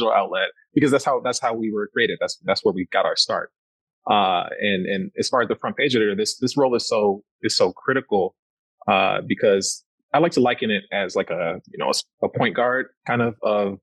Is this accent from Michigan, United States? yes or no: yes; Detroit, Michigan, United States; growing up in Detroit